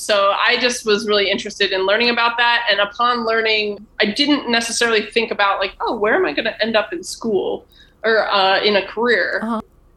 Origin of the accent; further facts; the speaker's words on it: Buffalo, New York, United States; I'm from Buffalo.